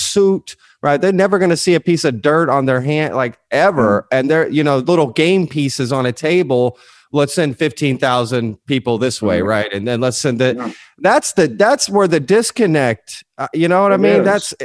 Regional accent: Hurst-Euless-Bedford, Dallas-Fort Worth area, Texas, United States; also born or lived in Spain; I grew up in the DFW area, Dallas, Fort Worth

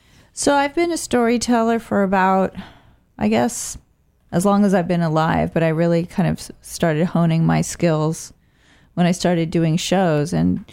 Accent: Bay Area, California, United States; also born or lived in Oakland; I'm from the Bay Area, actually, and I've been living in Oakland for the past 9 years.

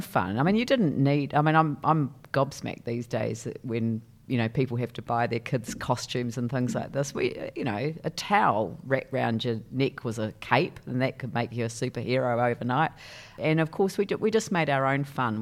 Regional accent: Christchurch, Canterbury, New Zealand; I grew up in a place called, uh, Papa Nui

